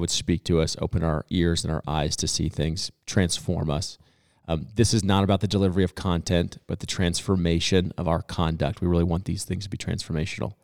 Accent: Boulder, Colorado, United States; born or raised there

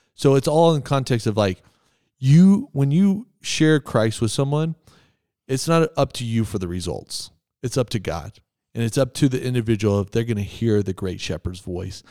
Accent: Texas, United States; I'm from Texas

